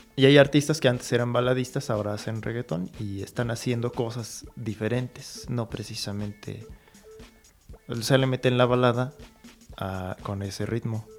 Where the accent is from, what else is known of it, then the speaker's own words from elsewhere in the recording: Hidalgo, Mexico; aquí nosotros somos mexicanos, somos hidalguenses